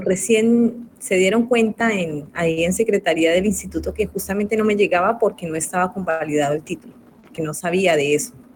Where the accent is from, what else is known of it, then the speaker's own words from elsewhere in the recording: Colombia; now in Argentina; soy colombiana